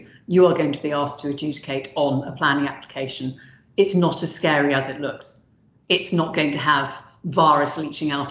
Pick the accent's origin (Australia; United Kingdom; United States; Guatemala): United Kingdom; London; now in Southampton, United Kingdom; I grew up in South London and the one that I now enjoy down here in Southampton